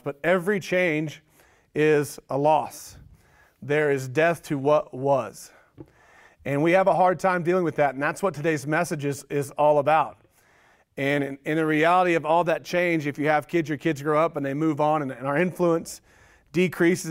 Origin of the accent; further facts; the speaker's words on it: Oklahoma, United States; moved away; growing up, I grew up in Oklahoma